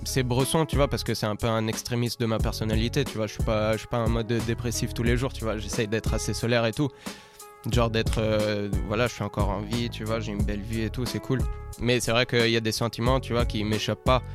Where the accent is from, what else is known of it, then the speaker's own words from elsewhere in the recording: Rome, Lazio, Italy; moved away as an adult; moi, je suis né à Rome, j'ai grandi à Rome jusqu'à mes 18 ans